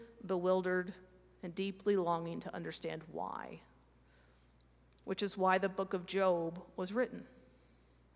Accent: Kansas, United States; I'm from Kansas

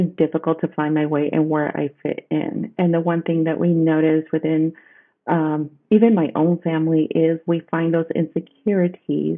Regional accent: Stockton, California, United States; I was born and raised in Northern California in a small farming community, Stockton, California, to be precise

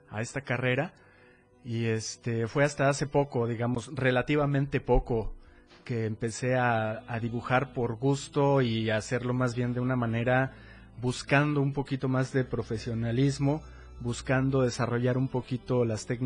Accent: Cintalapa, Chiapas, Mexico; born there; yo nací en Cintalapa, Chiapas, este hace ya bastante años, digamos que por ahí de 40, ¿no?

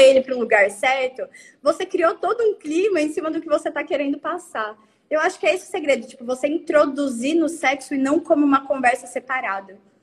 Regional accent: Araguaína, Tocantins, Brazil; somos de Araguaína, Tocantins, entendeu? Interior de Tocantins, não é nem a capital.

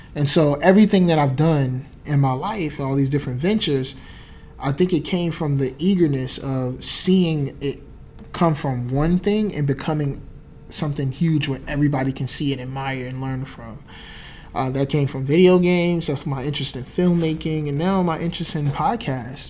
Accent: New Jersey, United States; I was from Jersey

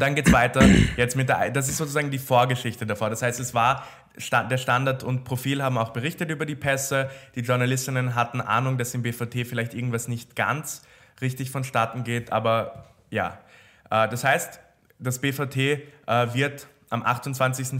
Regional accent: Austria; bei uns in Österreich

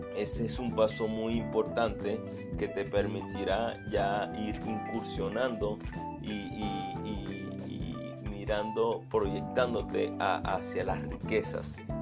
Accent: Venezuela; soy venezolano

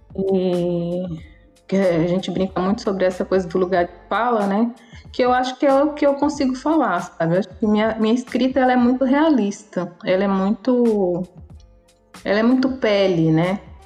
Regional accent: Belo Horizonte, Minas Gerais, Brazil; moved away as an adult; now in Paraty, Brazil; Nasci em Belo Horizonte, em Minas Gerais

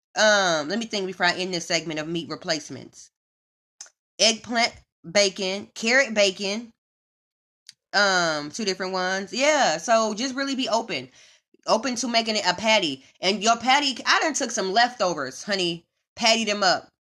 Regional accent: Midwest, United States; moved away as an adult; also born or lived in Houston; now in Los Angeles, United States; And I'm from the Midwest

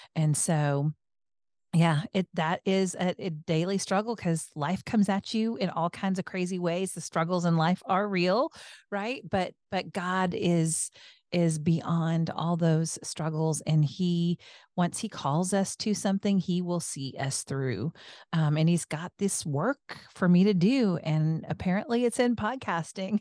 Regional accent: the Northwest, Pacific Northwest, United States; I was born in the Northwest with German heritage.

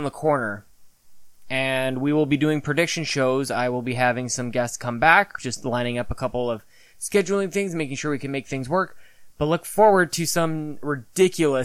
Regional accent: Canada; me being very Canadian

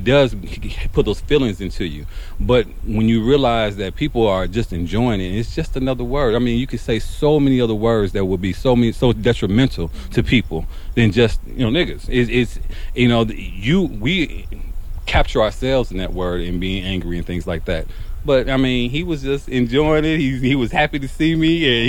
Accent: Milwaukee, Wisconsin, United States; I grew up in Milwaukee

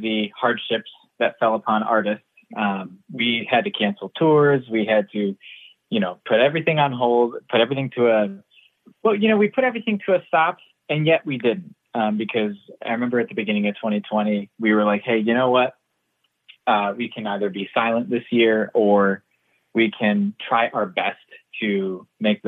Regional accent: Kansas, United States; moved away; I grew up in Kansas, so that's Tornado Alley

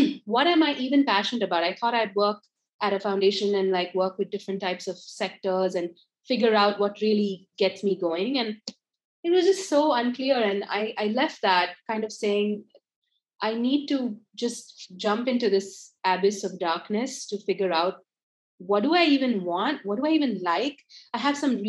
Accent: India; moved away as an adult; also born or lived in United States; I grew up in India, studied and lived in the US for about 10 years and worked there

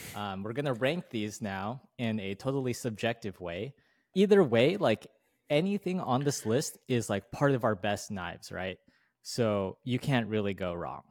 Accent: United States; as an American

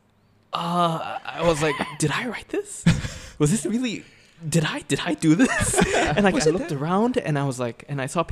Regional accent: Singapore; I was from Singapore

